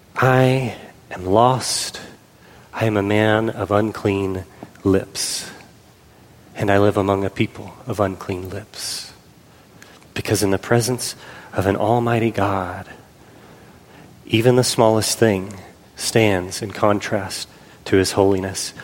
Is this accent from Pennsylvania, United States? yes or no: yes; Pennsylvania, United States; we were growing up in Pennsylvania